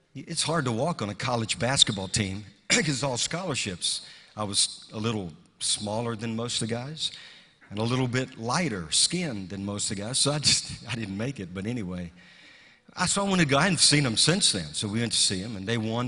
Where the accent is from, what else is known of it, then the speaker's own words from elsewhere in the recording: the South, United States; a little kid growing up in the South